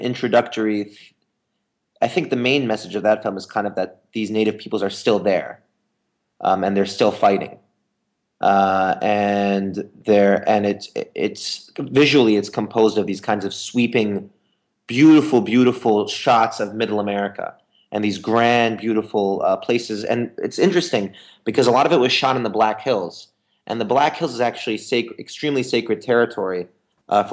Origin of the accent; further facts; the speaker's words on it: Lebanon; also born or lived in Beirut; I'm from Lebanon, I'm Lebanese